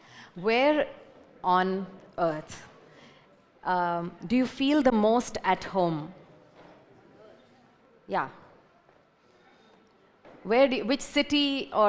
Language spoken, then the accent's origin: English; Hyderabad, Telangana, India; now in Pune, India; I'm from Hyderabad, but I feel more at home here